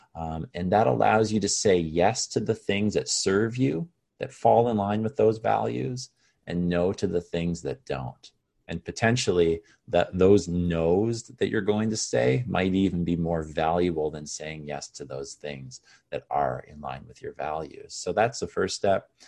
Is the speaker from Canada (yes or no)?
yes; Canada; also born or lived in Caribbean; Oh, I'm back in my hometown